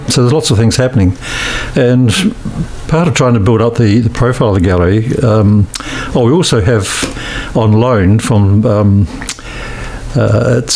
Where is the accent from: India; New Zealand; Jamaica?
New Zealand; Christchurch, Canterbury; also born or lived in Auckland / Oxford, New Zealand; I was born here in Christchurch in 1945, and spent most of my life here